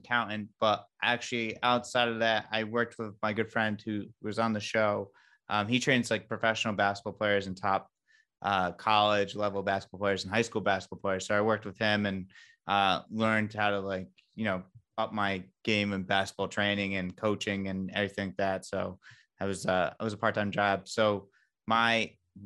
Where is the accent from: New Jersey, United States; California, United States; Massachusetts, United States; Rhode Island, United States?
Rhode Island, United States; Westerly; moved away as an adult; also born or lived in Boston / Providence / Dallas, Texas; I'm from Westerly. I was born and raised in Westerly, Rhode Island.